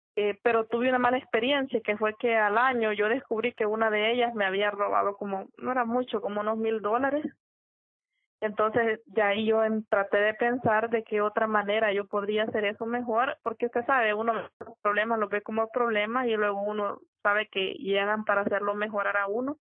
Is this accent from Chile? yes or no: no; El Salvador; la ciudad de donde yo soy originaria